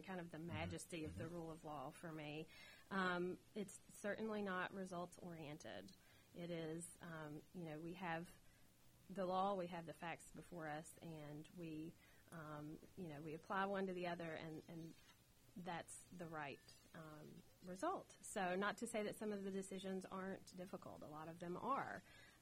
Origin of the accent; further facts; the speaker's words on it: Southern West Virginia, United States; accent: holler; growing up in Southern West Virginia and with a close family